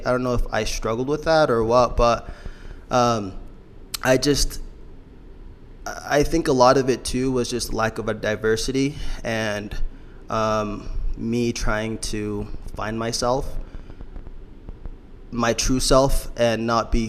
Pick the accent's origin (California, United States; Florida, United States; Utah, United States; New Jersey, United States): Utah, United States; Salt Lake City; moved away as an adult; also born or lived in Congo / Draper, Utah; now in New York, United States; I moved to Salt Lake when I was about 4 years old.